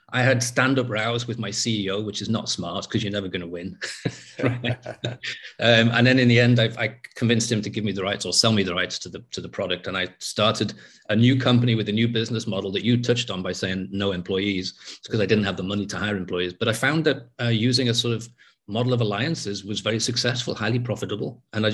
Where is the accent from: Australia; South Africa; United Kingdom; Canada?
United Kingdom; England; also born or lived in North Wales; I was living in a place where the English weren't welcome anymore. And being English in that place was, you know, like having a sort of target on my back.